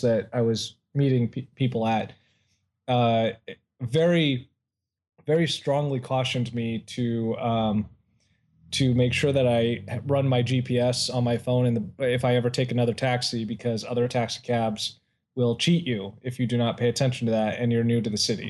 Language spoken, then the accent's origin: English; Ohio, United States; now in California, United States; my home state